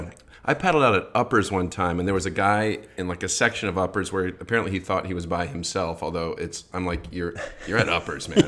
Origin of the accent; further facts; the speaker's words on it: Grand Haven, Michigan, United States; now in California, United States; I grew up in Michigan surfing on the Great Lakes